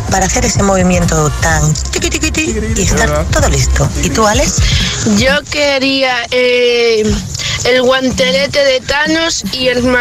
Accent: Palma, Balearic Islands, Spain; de Palma de Mallorca y bueno

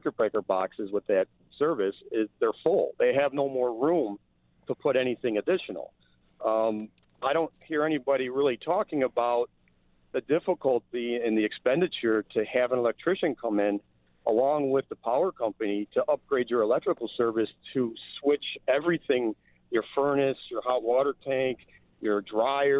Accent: Western New York, United States; I was born and raised in Western New York

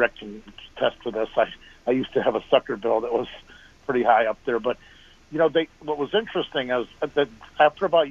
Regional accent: Devils Lake, North Dakota, United States; moved away; I grew up on Devil's Lake, North Dakota

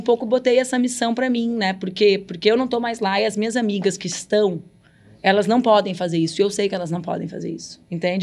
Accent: Brazil; moved away; lá na fronteira onde eu cresci

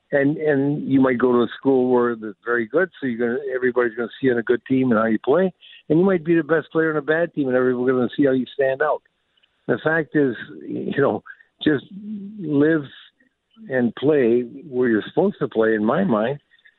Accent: Sault Ste. Marie, Ontario, Canada; like growing up in Sault Ste. Marie, I knew where you make this team and that's it.

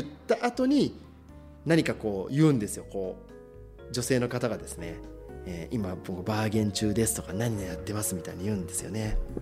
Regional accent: Shizuoka, Japan; 私たち静岡人

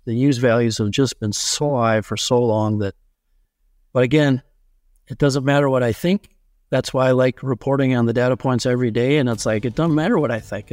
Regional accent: Benson, Minnesota, United States; my hometown of Benson, Minnesota

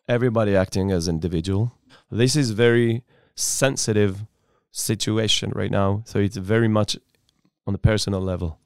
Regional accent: Upper Galilee, near Safed, Northern District, Israel; Born and raised in Upper Galilei, Ospina, uh, next to the city of Tzfat.

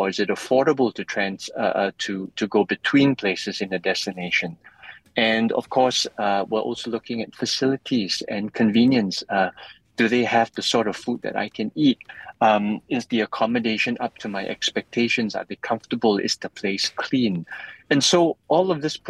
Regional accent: Malaysia; I'm Malaysian

